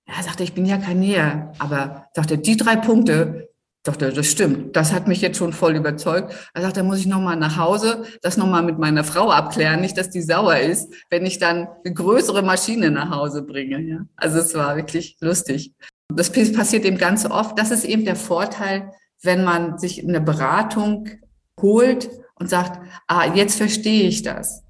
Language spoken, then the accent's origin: German; Rostock, Mecklenburg-Vorpommern, Germany; komme ich hier aus Rostock, also direkt aus Rostock